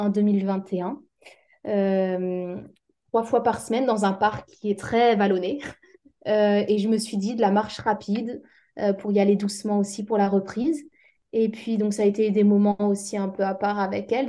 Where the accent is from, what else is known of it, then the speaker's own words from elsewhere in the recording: Alsace, Grand Est, France; moved away as an adult; also born or lived in Strasbourg; now in Réunion, France; je viens d'Alsace.